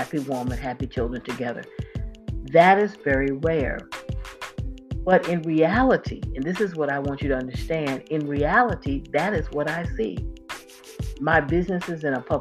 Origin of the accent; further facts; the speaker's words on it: Florida, United States; I grew up in Florida